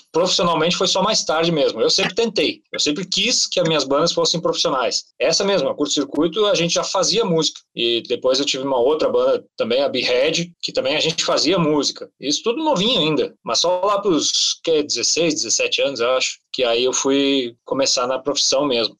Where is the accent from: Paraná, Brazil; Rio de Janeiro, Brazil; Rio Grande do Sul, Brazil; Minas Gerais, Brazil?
Rio Grande do Sul, Brazil; eu sou do Rio Grande do Sul